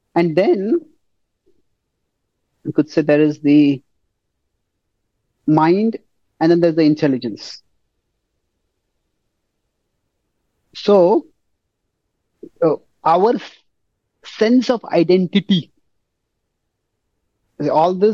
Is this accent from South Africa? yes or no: no; India; I'm an Indian.